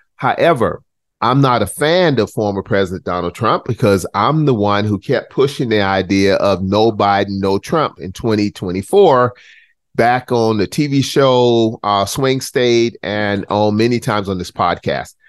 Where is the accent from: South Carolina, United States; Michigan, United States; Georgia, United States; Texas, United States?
South Carolina, United States; Charleston; born or raised there; now in North Carolina, United States